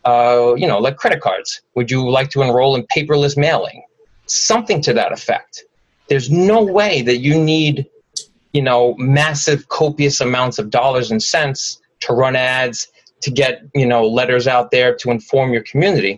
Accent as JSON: {"language": "English", "town": "New York City", "region": "New York", "country": "United States", "tie": "born or raised there", "said": "I grew up in Howard Beach. I went to PS 207, which was up the road."}